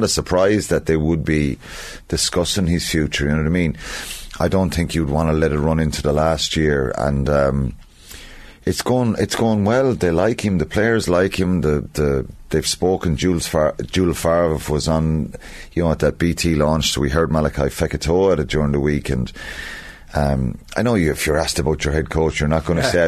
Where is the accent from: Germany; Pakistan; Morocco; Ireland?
Ireland; as Irish people